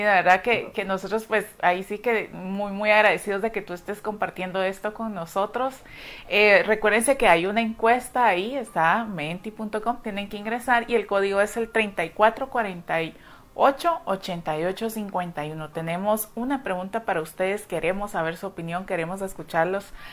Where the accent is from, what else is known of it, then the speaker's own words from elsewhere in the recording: Guatemala; así somos nosotros los guatemaltecos, somos muy cálidos